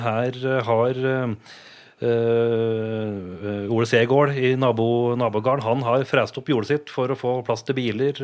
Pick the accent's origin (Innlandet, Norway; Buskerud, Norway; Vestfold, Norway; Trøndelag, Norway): Innlandet, Norway; Vardal; now in Reinsvoll, Norway; Jeg er jo fra vakre Vardal